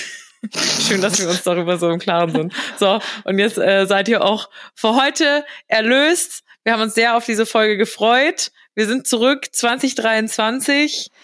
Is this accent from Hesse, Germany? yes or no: yes; near Frankfurt, Hesse, Germany; Ist ja nur in der Nähe von Frankfurt